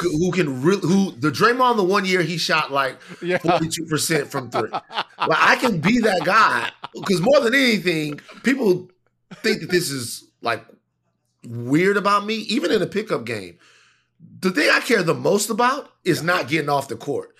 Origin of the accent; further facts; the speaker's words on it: Baton Rouge, Louisiana, United States; moved away; I was from Baton Rouge